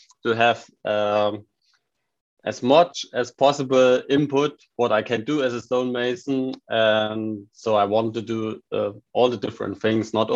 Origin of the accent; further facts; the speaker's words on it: Saxony, Germany; English is a second language; moved away as an adult; also born or lived in Baden-Württemberg; my hometown and Saxony